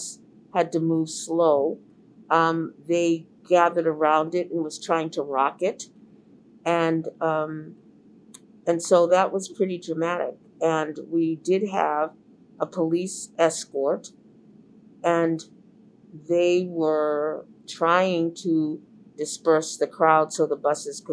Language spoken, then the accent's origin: English; Boston, Massachusetts, United States; I was the only Black reporter, male or female, that was born and raised in Boston, had been raised in the Boston public schools, and was still living in the community